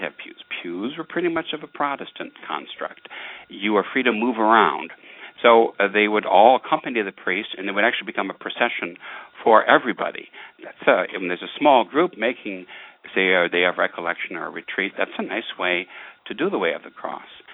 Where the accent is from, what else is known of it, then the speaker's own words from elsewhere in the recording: Detroit, Michigan, United States; growing up in Detroit